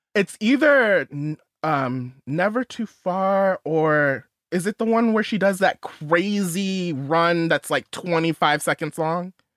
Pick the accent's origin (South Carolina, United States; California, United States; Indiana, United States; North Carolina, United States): California, United States; outside of Los Angeles; I grew up outside of Los Angeles